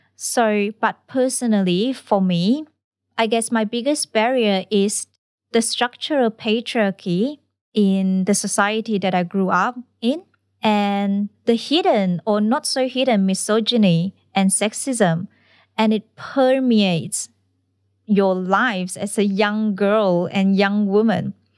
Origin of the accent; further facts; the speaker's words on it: Malaysia; moved away as an adult; now in Australia; I come from Malaysia